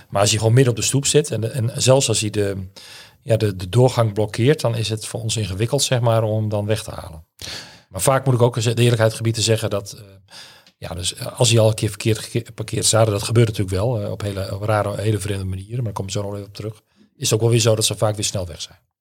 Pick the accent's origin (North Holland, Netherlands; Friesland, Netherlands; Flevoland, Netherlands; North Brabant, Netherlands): Friesland, Netherlands; Drachten; moved away as an adult; also born or lived in Leeuwarden / Grou; now in Groningen, Netherlands; ik ben in Leeuwarden geboren en opgegroeid in Grauw en in Drachten